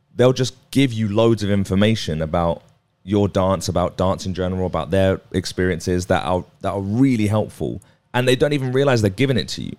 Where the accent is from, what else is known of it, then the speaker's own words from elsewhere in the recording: Watford, East of England, United Kingdom; I was from Watford